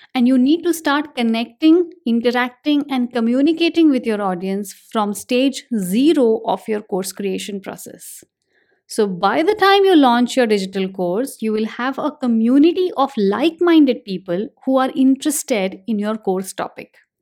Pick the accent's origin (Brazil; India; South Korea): India; I'm an Indian